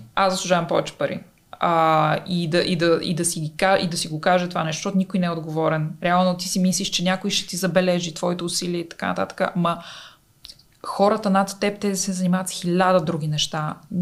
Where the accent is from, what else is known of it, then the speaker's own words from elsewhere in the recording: Bulgaria; also born or lived in Italy; аз винаги знаех, че ще се върна в България, защото тук си си вкъщи